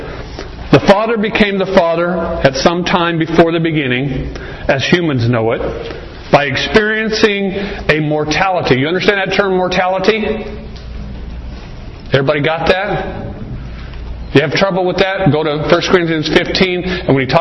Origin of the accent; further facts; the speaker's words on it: Arizona, United States; I was raised here in Arizona.